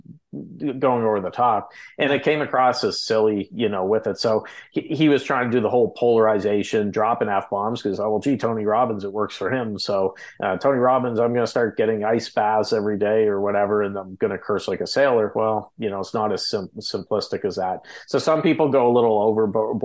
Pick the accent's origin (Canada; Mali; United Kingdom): Canada; we're Canadian, you